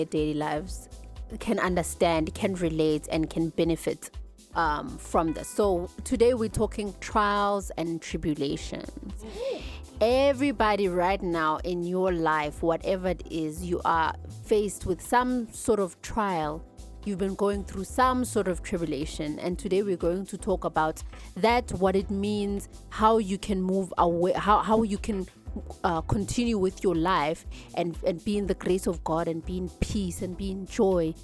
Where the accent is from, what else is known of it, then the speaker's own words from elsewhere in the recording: Johannesburg, Gauteng, South Africa; I'm from Zola